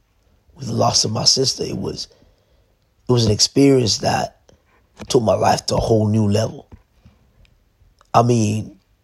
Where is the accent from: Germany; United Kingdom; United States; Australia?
United Kingdom; London; Went through a very difficult time growing up in London, trying to fit in when I was supposed to meant to stand out.